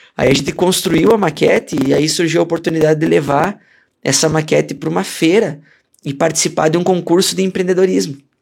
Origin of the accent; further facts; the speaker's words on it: Rio Grande do Sul, Brazil; moved away as an adult; also born or lived in Minas Gerais; eu sou gaúcho de, de nascimento, né? E tradição